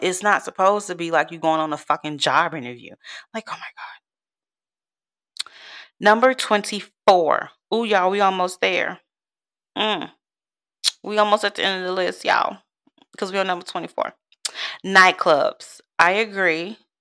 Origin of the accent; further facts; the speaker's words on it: Chicago, Illinois, United States; moved away as an adult; now in Texas, United States; I'm from Chicago, born and raised